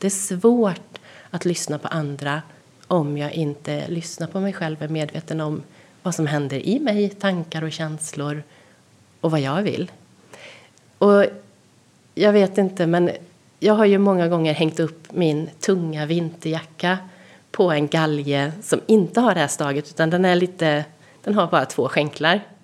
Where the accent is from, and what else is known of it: Sweden